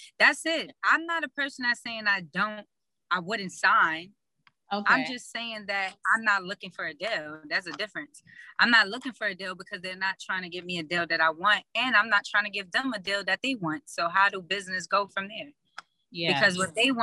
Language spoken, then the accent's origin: English; New York City, New York, United States; we're both from East Harlem, El Barrio